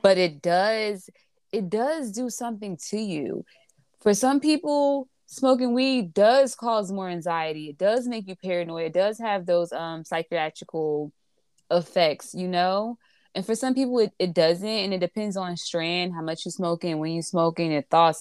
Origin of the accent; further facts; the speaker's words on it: Newark, New Jersey, United States; I'm from Newark